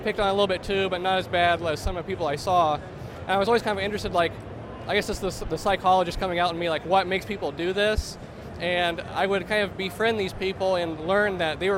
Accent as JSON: {"language": "English", "region": "Southern Illinois", "country": "United States", "said": "I'm from Southern Illinois, about an hour or two from St. Louis."}